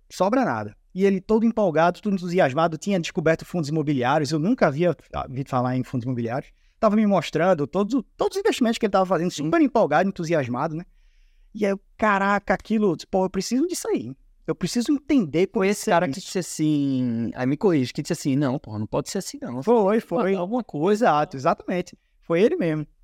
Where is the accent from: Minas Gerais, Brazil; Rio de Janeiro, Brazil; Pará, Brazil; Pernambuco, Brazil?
Pernambuco, Brazil; Recife; eu sou natural aqui de Recife, somos conterrâneos.